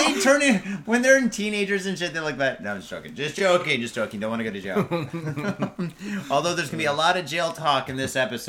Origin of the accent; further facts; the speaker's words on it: United States; everyone's like, oh, American, oh. I'm like, yeah.